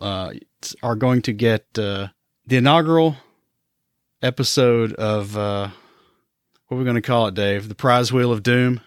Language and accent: English; Johnson City, Tennessee, United States; moved away; Johnson City, Tennessee, which is my hometown